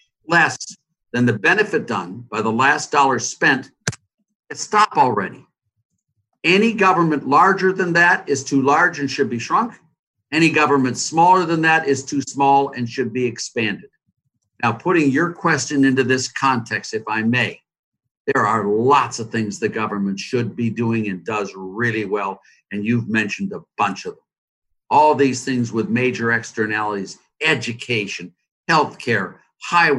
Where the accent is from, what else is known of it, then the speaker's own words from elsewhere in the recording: Cleveland, Ohio, United States; Cleveland, my hometown